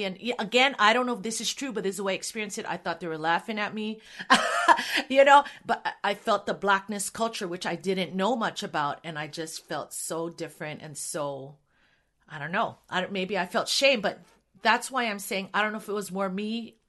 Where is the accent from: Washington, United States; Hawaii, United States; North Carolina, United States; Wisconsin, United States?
Hawaii, United States; moved away; I grew up in Hawaii